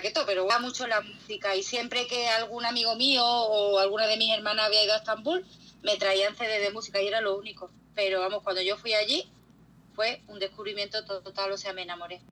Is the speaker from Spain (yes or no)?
yes; Spain; yo soy una mujer española